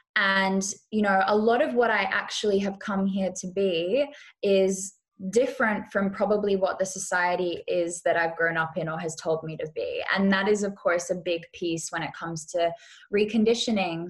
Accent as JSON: {"language": "English", "region": "Western Australia", "country": "Australia", "tie": "born or raised there", "also_born_or_lived": "Bali / Europe / California", "moved": "yes", "said": "I grew up or I was born in Western Australia"}